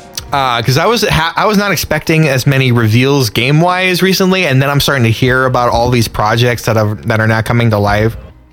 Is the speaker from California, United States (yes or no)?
yes; California, United States; Because I grew up in California.